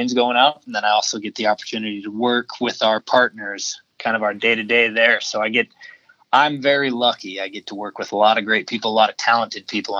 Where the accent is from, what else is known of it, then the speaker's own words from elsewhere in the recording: Montana, United States; I grew up in Montana